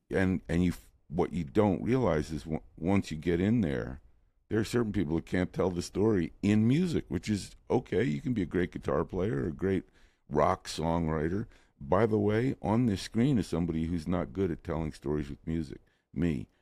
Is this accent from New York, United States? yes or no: yes; New York City, New York, United States; moved away as an adult; now in Los Angeles, United States; I moved to Los Angeles from New York City